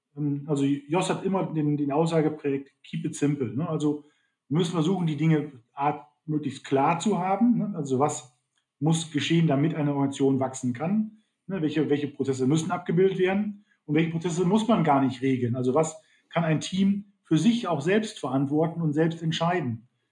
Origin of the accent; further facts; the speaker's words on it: Germany; bei uns in Deutschland